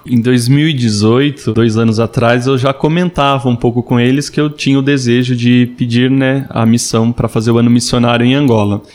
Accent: Amparo, São Paulo, Brazil; eu sou natural da cidade de Amparo, interior de São Paulo

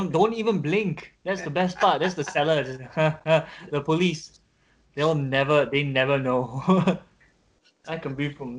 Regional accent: Singapore; I'm from here.

